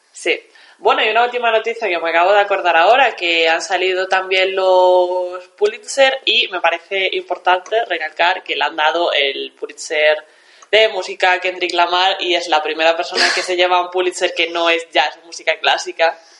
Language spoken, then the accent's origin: Spanish; Galicia, Spain; mi mensaje desde aquí como gallega